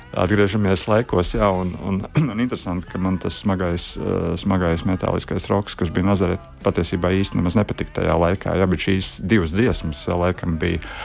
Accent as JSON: {"language": "Latvian", "town": "Riga", "country": "Latvia", "also_born_or_lived": "Kurzeme", "said": "es nāku no Rīgas"}